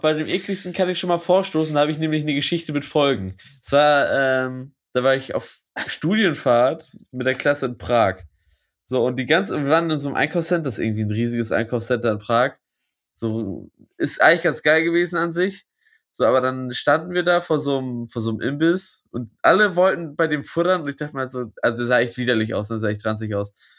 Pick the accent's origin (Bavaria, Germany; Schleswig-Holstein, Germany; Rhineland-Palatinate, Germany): Schleswig-Holstein, Germany; Lübeck; bei uns in Lübeck